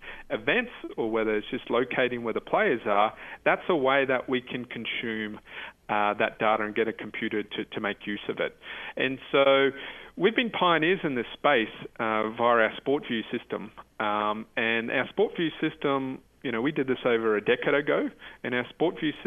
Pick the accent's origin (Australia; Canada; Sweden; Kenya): Australia; I'm from Australia